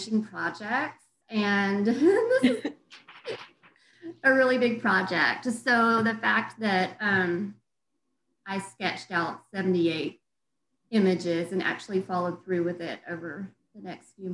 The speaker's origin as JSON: {"language": "English", "region": "the South", "country": "United States", "also_born_or_lived": "Denver, Colorado", "moved": "as an adult", "said": "I'm from the South"}